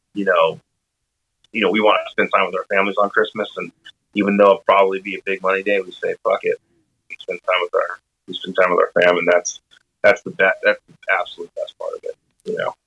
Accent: Arizona, United States; also born or lived in Washington; now in Seattle, United States; I'm from Arizona

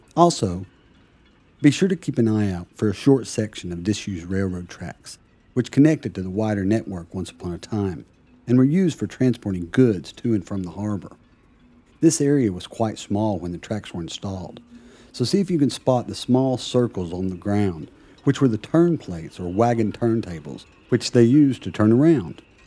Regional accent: United States; now in Plymouth, United Kingdom; As an American, I love living in Plymouth.

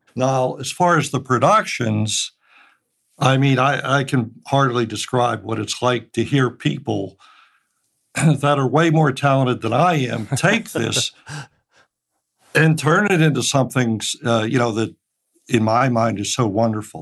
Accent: Pittsburgh, Pennsylvania, United States; I was born and raised in Pittsburgh

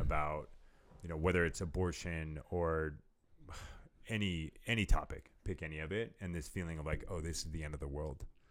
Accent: California, United States; moved away; I'm from California

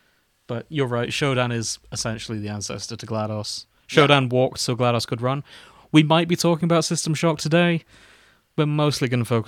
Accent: United Kingdom; we're British

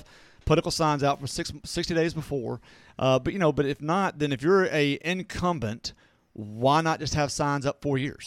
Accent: Natchez, Mississippi, United States; I'm from Natchez

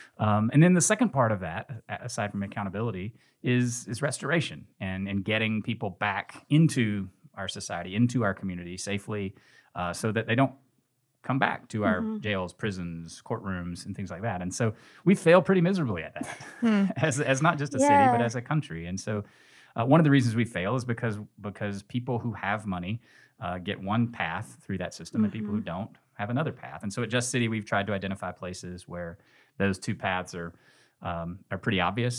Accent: Nashville, Tennessee, United States; now in Memphis, United States; I came here from Nashville, from Middle Tennessee, okay. to go to Rhodes College and went to law school here.

